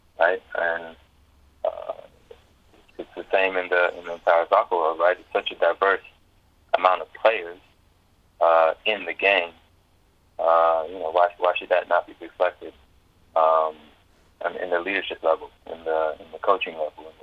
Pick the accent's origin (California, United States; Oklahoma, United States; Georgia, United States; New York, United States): Georgia, United States; Atlanta; moved away; also born or lived in Houston; my hometown of Atlanta